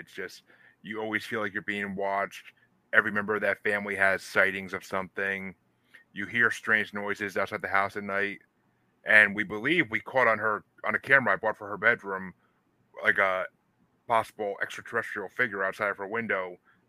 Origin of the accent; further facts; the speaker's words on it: Massachusetts, United States; I'm from Massachusetts myself, so we have a lot of the similar things because it's Northeast history.